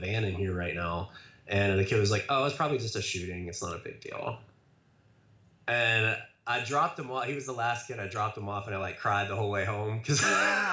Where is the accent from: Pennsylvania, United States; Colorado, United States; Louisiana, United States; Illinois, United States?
Pennsylvania, United States; Johnstown; also born or lived in Pittsburgh; I'm actually from Johnstown. It's a small community about an hour and a half outside of Pittsburgh.